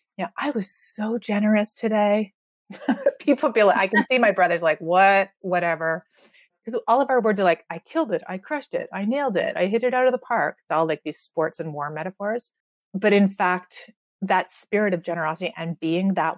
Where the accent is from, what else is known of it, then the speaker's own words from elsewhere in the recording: Canada; I grew up in Canada where you're supposed to be free.